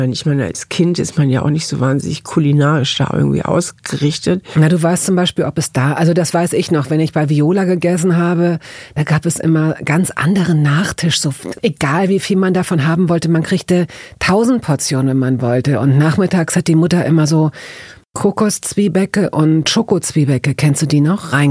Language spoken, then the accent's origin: German; Hamburg, Germany; Also ich bin ja in Hamburg aufgewachsen, in Hamburg-Wellingsbüttel